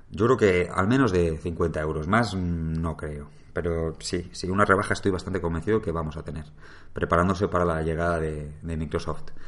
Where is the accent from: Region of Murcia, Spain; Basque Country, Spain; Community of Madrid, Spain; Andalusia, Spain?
Community of Madrid, Spain; Madrid; yo soy de Madrid